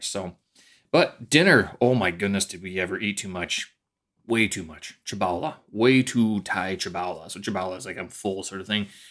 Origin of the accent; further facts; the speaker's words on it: Canada; moved away as an adult; now in China; my Canadian winters, especially my hometown